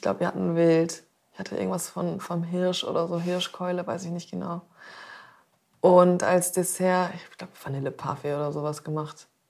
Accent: Zeven, Lower Saxony, Germany; also born or lived in Black Forest; now in Hamburg, Germany; Ich wurde da geboren und ich habe äh, aber nur zwei Jahre oder so da gewohnt. Und dann sind wir nach Zefen gezogen

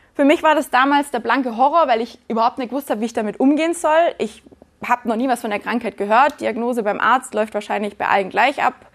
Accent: Günzburg, Bavaria, Germany; now in Black Forest, Germany; Ich bin in Günzburg geboren

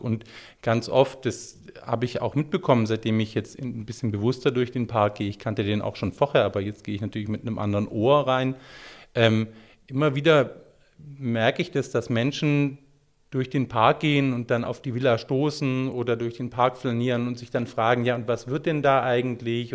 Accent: Stuttgart, Baden-Württemberg, Germany; Stuttgarter, der auch damals in Stuttgart gelebt hat

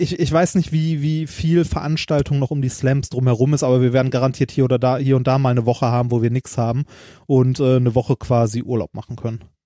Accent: Germany; bei uns in Deutschland

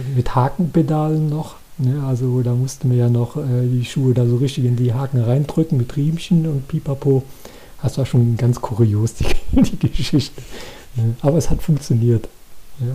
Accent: Koblenz, Rhineland-Palatinate, Germany; hier bei uns in Koblenz

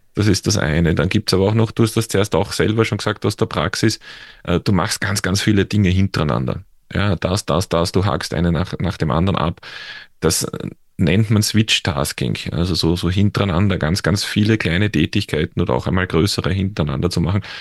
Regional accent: Austria; accent: Austrian; man hört es ja an meinem Dialekt auch oder an meiner Aussprache, dass ich jetzt in, in, in Österreich zu Hause bin, also in der Nähe von Wien

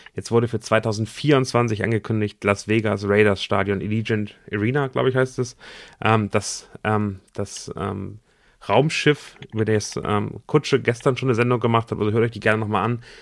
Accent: Germany; für uns als Deutsche

